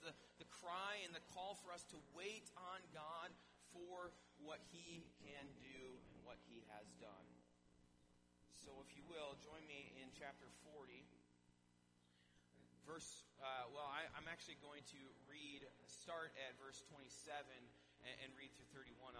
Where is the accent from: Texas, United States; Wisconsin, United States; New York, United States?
Wisconsin, United States; now in Minnesota, United States; my home state